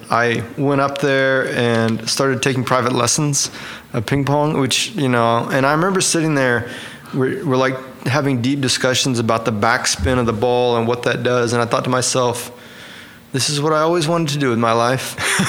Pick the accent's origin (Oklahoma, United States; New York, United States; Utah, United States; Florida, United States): Oklahoma, United States; Edmond; now in Oklahoma City, United States; So I was born in Edmond. Grew up there. Went to high school there. Went to college there. Went to OCS. Mm-hmm. And then went to UCO. And I like Edmond a lot. I've since moved downtown, but I'm in Edmond just about every day.